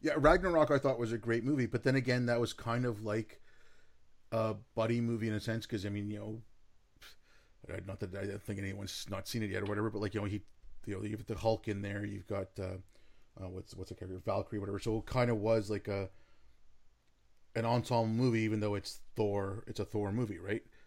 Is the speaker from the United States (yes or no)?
no; Canada; I'm in Canada. I'm a Canuck, right? I, I, I'm not, I'm not American.